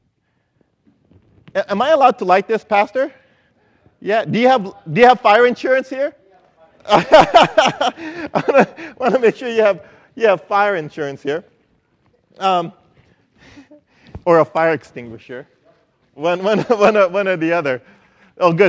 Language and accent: English; Philippines; moved away; I grew up in the Philippines